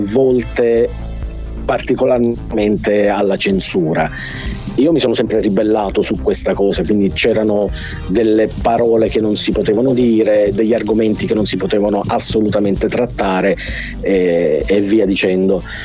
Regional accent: Sicily, Italy; born or raised there

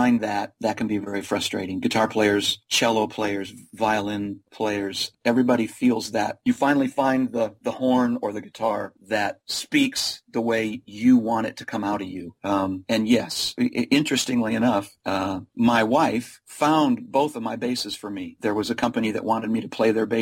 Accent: Chicago area, Central Illinois, United States; I grew up in the Chicago area, Central Illinois

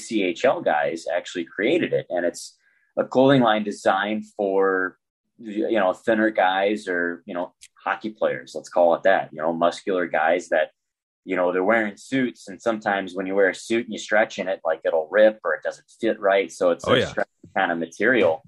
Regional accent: St. Louis, Missouri, United States; I'm from St. Louis. I'm born and raised

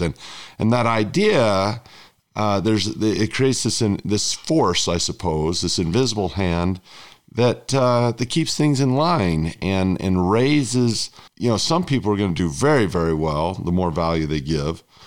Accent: United States; my home country, the United States

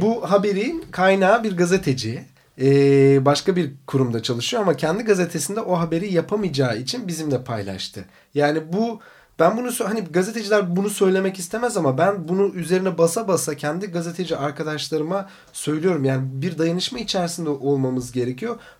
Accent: Black Sea Region, Turkey; bir Karadeniz çocuğuyum

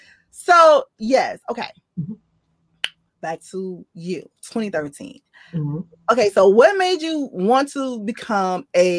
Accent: Decatur, Georgia, United States; I'm from Georgia, true Georgia Peach.

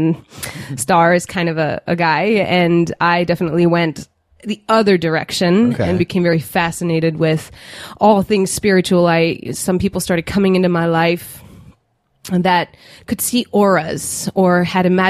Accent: Denmark; I was born and raised in Denmark, in Scandinavia, and I grew up in a non-religious home.

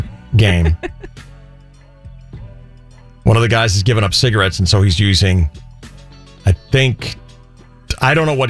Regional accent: Illinois, United States; moved away; also born or lived in Colorado; When I was a kid growing up in Illinois

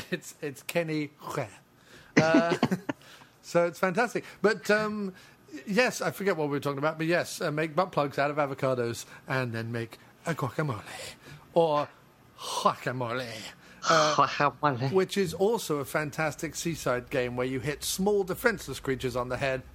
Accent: Mexico; Just like we used to do it when I grew up in Mexico.

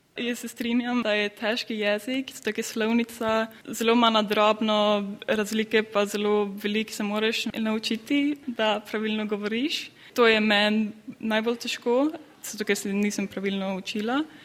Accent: Kalmar, Kalmar County, Sweden; Slovenian is a second language; prihajam iz Kalmarja, to je majhno mesto bolj na jugu

